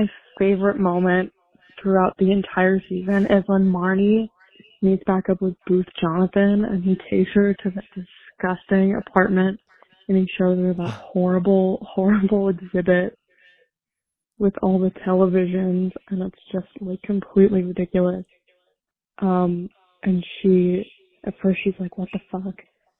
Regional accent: Albuquerque, New Mexico, United States; I'm from Albuquerque, New Mexico. Oh. I'm 23.

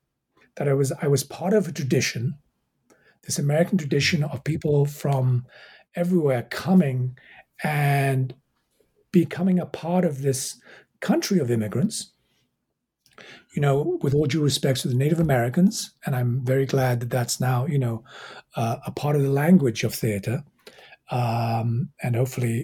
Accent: England, United Kingdom; also born or lived in Egypt; I was raised in England. I was born in Egypt, raised in England. I did go back to Cairo to do my undergraduate degrees.

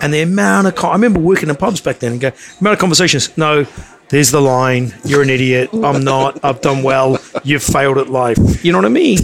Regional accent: New Zealand; moved away; I'm from New Zealand

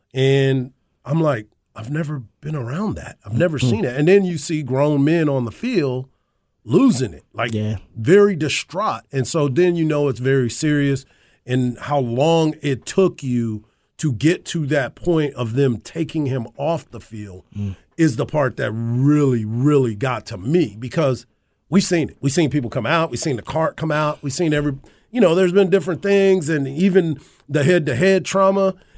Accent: Texas, United States; I'm from Texas.

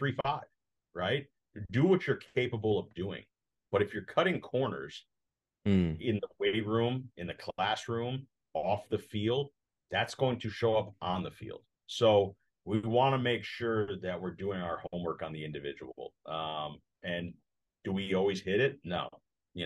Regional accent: Connecticut, United States; moved away as an adult; also born or lived in St. Louis, Missouri; now in Omaha, United States; I grew up in Connecticut, small town

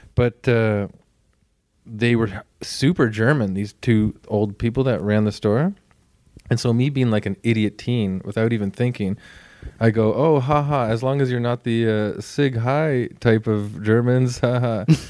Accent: Toronto, Ontario, Canada; I grew up in a very bland, sort of, like, white suburban area of Etobicoke

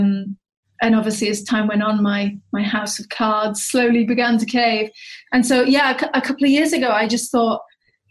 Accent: Wales, United Kingdom; my teenage experiences growing up in Wales

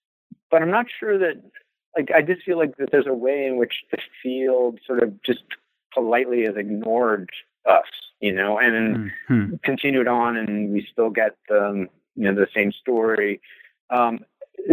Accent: Kentucky, United States; And so, growing up in Kentucky, I had a sense of, you know, how race works in the South.

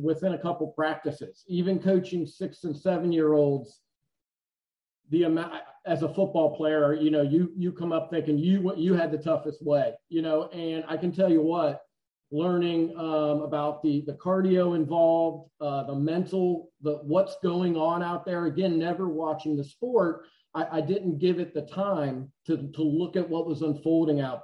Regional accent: Indiana, United States; I am from Indiana

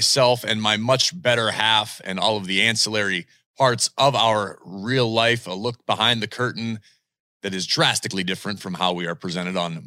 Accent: Pittsburgh, Pennsylvania, United States; I was born in Pittsburgh

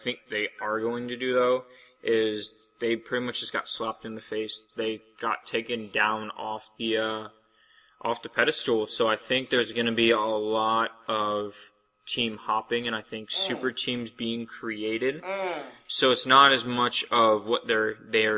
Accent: Ohio, United States; I'm from Ohio

